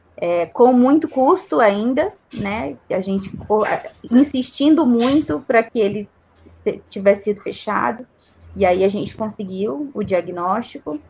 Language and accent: Portuguese; Brazil; also born or lived in Campinas; a gente é brasileiro